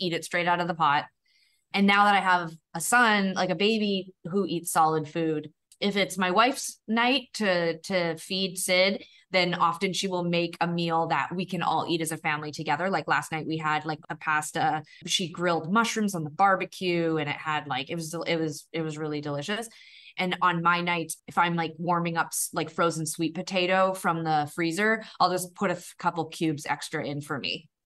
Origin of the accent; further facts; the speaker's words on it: Calgary, Alberta, Canada; growing up in Calgary in the nineteen nineties